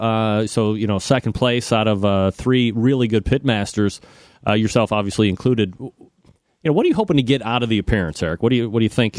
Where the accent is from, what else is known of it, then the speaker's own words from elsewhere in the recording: Cleveland, Ohio, United States; I'm from Cleveland